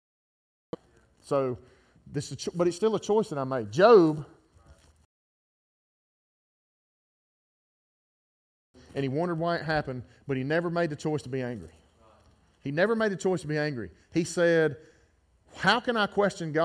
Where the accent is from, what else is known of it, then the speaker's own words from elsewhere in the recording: Gardendale, Alabama, United States; My family's been in this town for 100 years. I grew up in Garnet